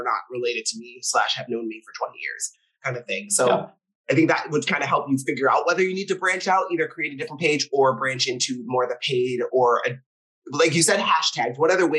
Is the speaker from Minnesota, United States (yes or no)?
yes; Minnesota, United States; I grew up in Minnesota though, Scott. So when I say certain things, and my mom has, I say mom in Minnesota, my mom has a crazy accent at all times.